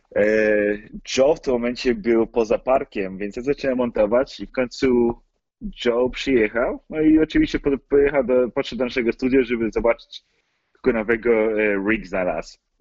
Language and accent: Polish; Poland; moved away as an adult; now in United States; ja się urodziłem w Stanach, tylko że my rodzice wrócili do Polski, jak miałem może około kilka miesięcy